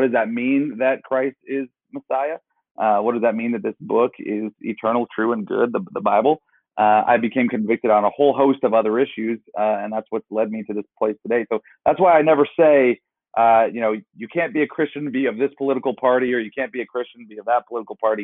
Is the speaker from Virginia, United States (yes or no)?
no; Warren, Ohio, United States; also born or lived in Arizona; I'm from Warren, Youngstown, Ohio, so a very impoverished part of the state.